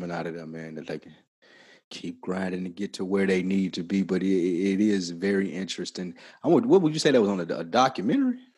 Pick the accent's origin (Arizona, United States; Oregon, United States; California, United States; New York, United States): New York, United States; New York City; I'm from Brooklyn.